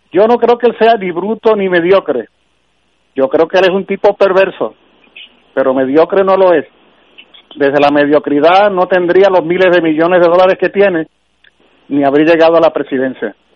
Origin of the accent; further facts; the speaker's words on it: Puerto Rico; Reconozco que como muchos puertorriqueños y puertorriqueñas